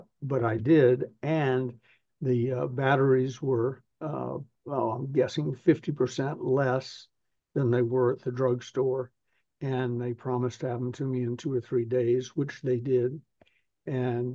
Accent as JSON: {"language": "English", "region": "the South", "country": "United States", "said": "I'm from the South"}